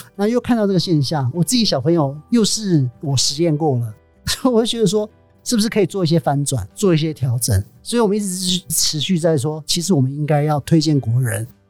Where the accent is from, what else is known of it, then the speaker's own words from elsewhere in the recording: Chishang, Taitung County, Taiwan; moved away as an adult; also born or lived in Shanghai; 离开了池上也，台湾也有段时间，所以那就想说，如果可以回到我自己长大生长的这片土地上